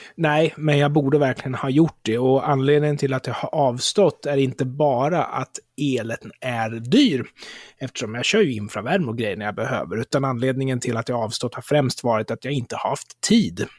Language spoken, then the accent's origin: Swedish; Sweden; jag som svensk i Sverige